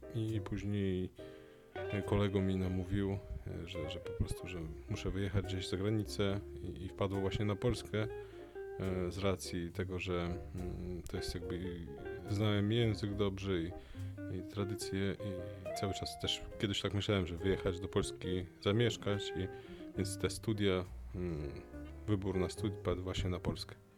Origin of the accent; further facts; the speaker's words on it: Lithuania; moved away as an adult; also born or lived in Vilnius, Lithuania; now in Poland; urodziłem się na Litwie polskiej rodzinie w języku polskim, mm, później liceum muzyczne w języku litewskim i studia w Polsce.